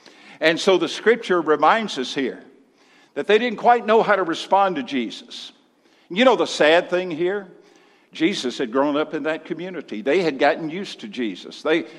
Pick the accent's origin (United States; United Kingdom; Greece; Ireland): United States; Mississippi; I came from Mississippi 26 years ago. And in Mississippi, we had a statement when we were surprised or astonished by something.